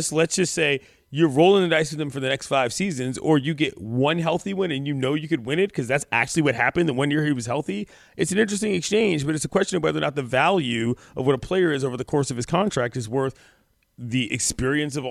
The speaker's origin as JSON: {"language": "English", "town": "Washington", "region": "District of Columbia", "country": "United States", "tie": "born or raised there", "said": "my hometown and my birthplace."}